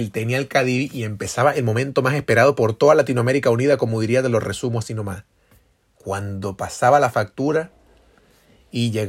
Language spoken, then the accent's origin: Spanish; Venezuela; Y si no lo hiciste, fracasaste como venezolano Nietzsche, entre los cuales yo me incluyo de primero.